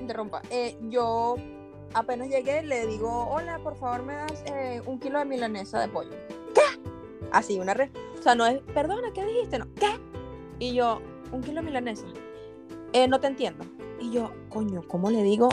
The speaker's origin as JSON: {"language": "Spanish", "country": "Venezuela", "moved": "as an adult", "lives_now": "Spain", "said": "antes de decirme venezolano"}